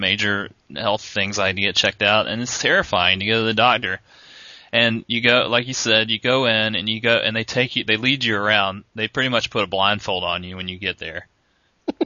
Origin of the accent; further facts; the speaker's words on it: North Augusta, South Carolina, United States; moved away; I grew up in North Augusta, South Carolina, which is near Augusta, Georgia